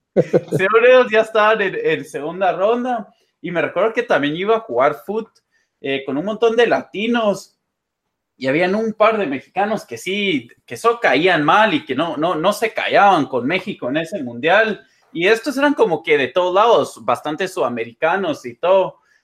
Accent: Guatemala; moved away; also born or lived in United States; como somos de Guate

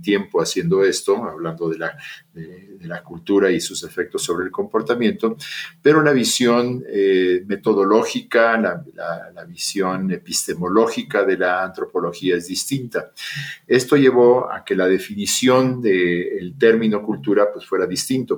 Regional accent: Mexico; also born or lived in Austin, Texas; regresé a México, en donde soy profesor de la Facultad de Psicología de la Universidad Nacional Autónoma de México

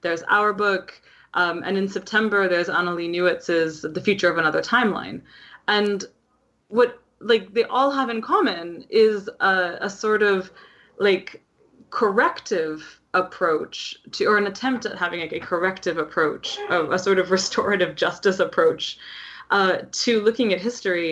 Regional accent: Canada; as a Canadian

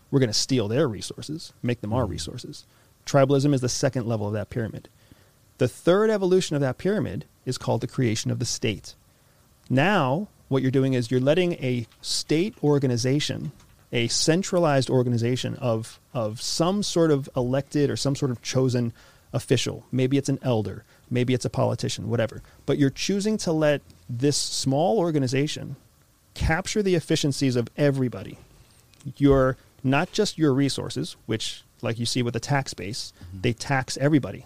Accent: United States; I am an American citizen. I am a military veteran, and I used to work for CIA

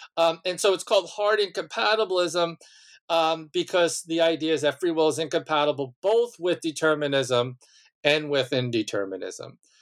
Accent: Malverne, New York, United States; I, um, was born and raised on Long Island, um, in a small town named Malvern

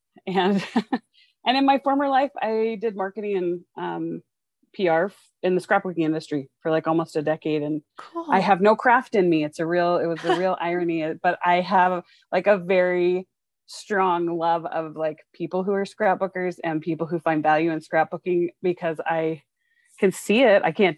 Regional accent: Dallas, Texas, United States; also born or lived in Seattle; now in Salt Lake City, United States; So I grew up in Dallas and Seattle. That's kind of like where my heart still is.

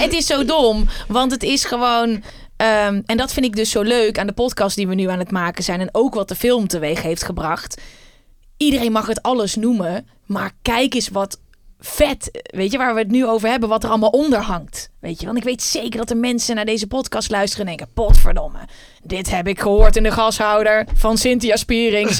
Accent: Uden, North Brabant, Netherlands; Ik kom uit Uden

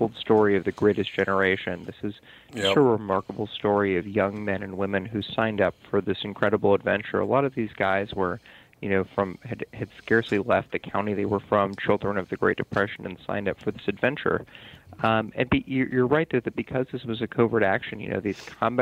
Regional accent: Tucson, Arizona, United States; now in New York City, United States; I grew up in Tucson, Arizona.

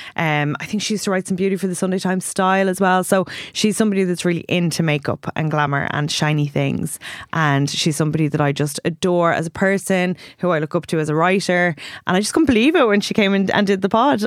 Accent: Ireland; we have Irish skin

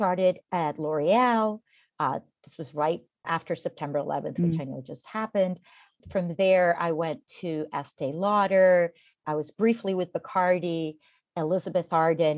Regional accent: Costa Rica; moved away as an adult; now in United States; I'm originally from Costa Rica

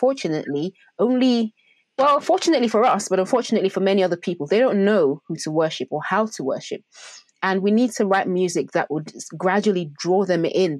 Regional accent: Nigeria; I'm Nigerian as well

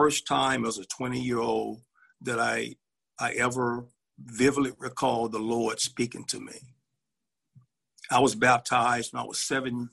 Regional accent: Birmingham, Alabama, United States; I was born and raised in Birmingham, Alabama

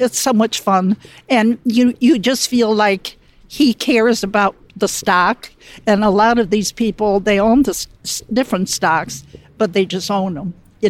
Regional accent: Buffalo Grove, Illinois, United States; Buffalo Grove, Illinois, outside of Chicago.

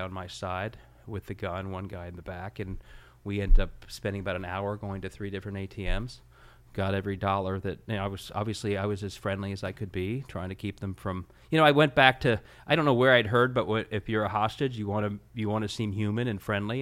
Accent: Cincinnati, Ohio, United States; I was from Cincinnati

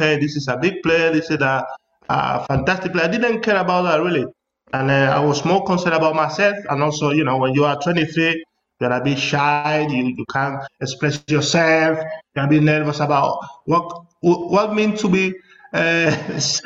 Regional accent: southern Spain, Spain; English is a second language; moved away as an adult; also born or lived in Mallorca / Valencia / London; South people from Spain, for us, it's very difficult to speak even Spanish

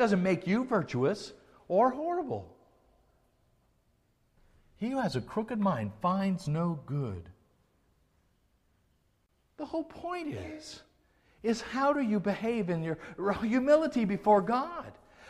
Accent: the South, United States; We were raised that way in the South. We were raised to have these attitudes.

